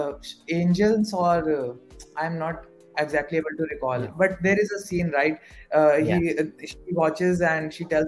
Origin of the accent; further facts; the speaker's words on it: Varanasi, Uttar Pradesh, India; I am from Kashi